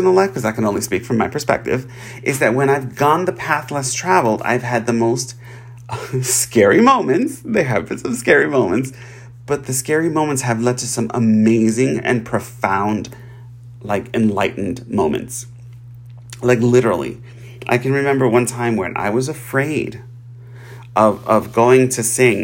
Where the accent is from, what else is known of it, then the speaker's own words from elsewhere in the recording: New York, United States; I'm from New York